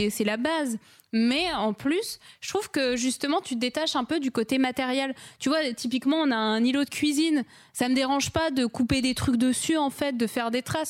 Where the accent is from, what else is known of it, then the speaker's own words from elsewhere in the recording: Lille, Hauts-de-France, France; moved away as an adult; now in Bordeaux, France; de base, je suis lilloise